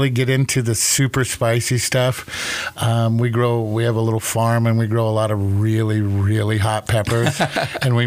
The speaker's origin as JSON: {"language": "English", "town": "Minneapolis", "region": "Minnesota", "country": "United States", "tie": "born or raised there", "also_born_or_lived": "Mankato, Minnesota", "said": "I grew up in the Twin Cities. Went to Wayzata High School"}